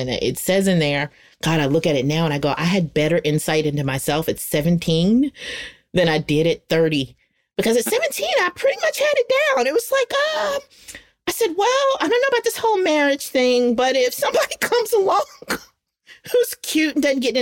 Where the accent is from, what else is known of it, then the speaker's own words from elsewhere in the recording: the South, United States; now in North Carolina, United States; we're from the South